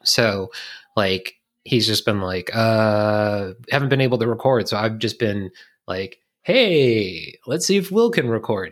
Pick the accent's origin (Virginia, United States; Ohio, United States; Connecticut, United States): Virginia, United States; I'm from Virginia